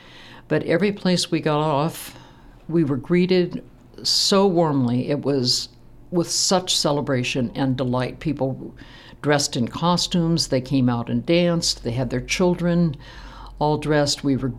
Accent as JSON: {"language": "English", "region": "Midwest", "country": "United States", "said": "And of course, I am from the Midwest. We talked to everybody."}